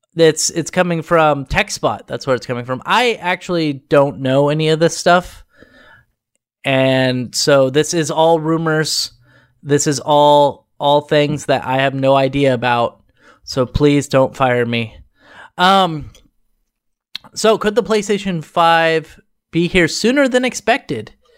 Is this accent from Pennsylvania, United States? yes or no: no; Oregon, United States; I'm from Oregon